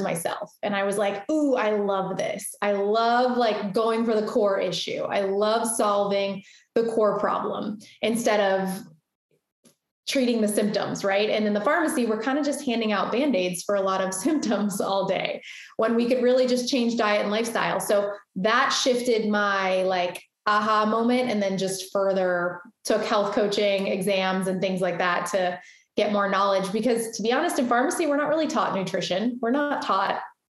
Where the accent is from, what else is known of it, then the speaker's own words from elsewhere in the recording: Boca Raton, Florida, United States; also born or lived in Deerfield Beach, Florida; now in Fort Lauderdale, United States; I am born and raised in South Florida